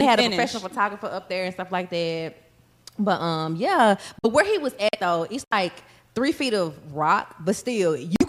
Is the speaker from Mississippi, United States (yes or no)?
yes; Mississippi, United States; we're from Mississippi.